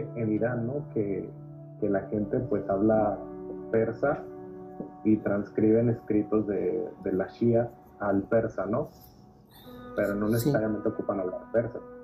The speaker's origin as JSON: {"language": "Spanish", "country": "Mexico", "said": "yo soy mexicano"}